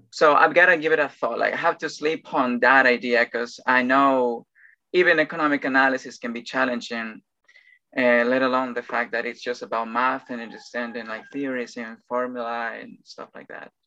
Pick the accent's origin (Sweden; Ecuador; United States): Ecuador; English is a second language; also born or lived in Machala, Ecuador; I'm Ecuadorian and I live on the coast